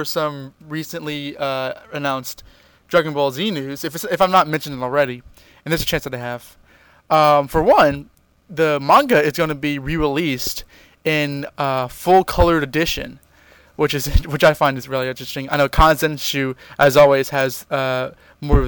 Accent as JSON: {"language": "English", "country": "United States", "said": "I'm American"}